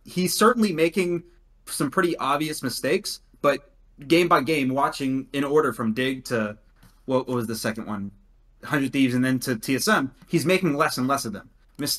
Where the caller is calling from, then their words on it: Dallas, Texas, United States; I am calling from Dallas.